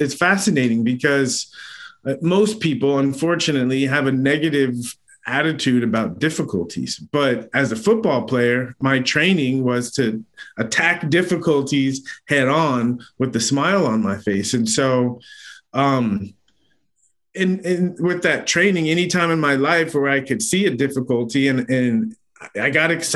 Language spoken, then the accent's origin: English; San Diego, California, United States; I grew up in San Diego